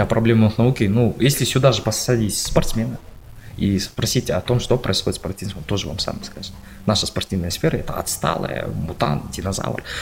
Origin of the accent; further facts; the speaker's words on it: Kazakhstan; мы, казахи, у нас это в крови